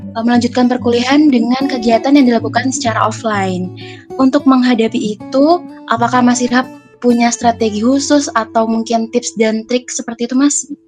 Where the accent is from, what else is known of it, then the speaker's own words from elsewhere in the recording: Kebunsari, Jember, East Java, Indonesia; aku dari Kebun Sari